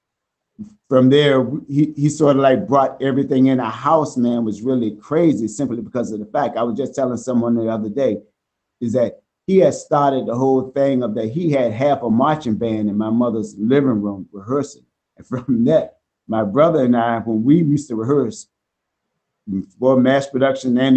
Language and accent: English; Norfolk, Virginia, United States; now in Hackensack, United States; our roots are from Virginia, Norfolk, Virginia